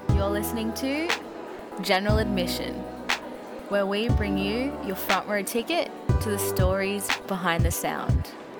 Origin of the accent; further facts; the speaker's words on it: Sydney, New South Wales, Australia; I've lived here my whole life. I was born here.